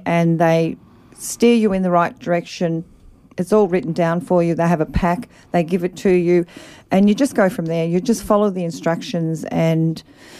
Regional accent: Melbourne, Victoria, Australia; moved away as an adult; now in Shepparton, Australia; So I'm from Melbourne, but I've been up here 27 years.

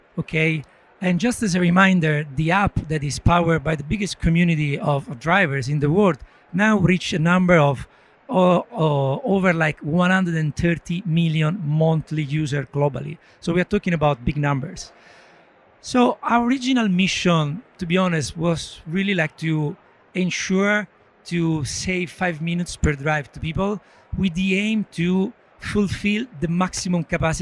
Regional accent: Italy; moved away as an adult; also born or lived in Dublin / Poland / Brazil / Argentina; I'm originally from Italy

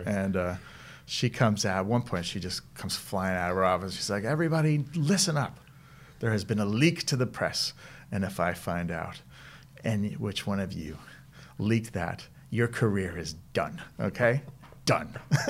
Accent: Elizabeth, New Jersey, United States; Elizabeth, New Jersey. So we are known for The Sopranos and Scientology.

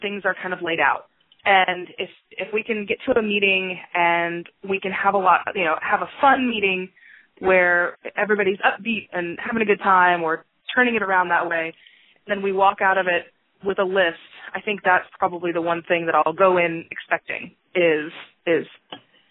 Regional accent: Cypress, Texas, United States; now in Dallas, United States; I grew up in North Houston, Cypress, and it was a lot of fun

